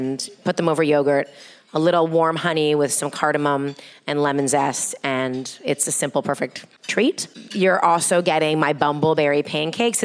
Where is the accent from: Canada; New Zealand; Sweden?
Canada; Toronto, Ontario; moved away as an adult; also born or lived in Manhattan; now in Brooklyn, United States; we're Canadians, so I grew up in Toronto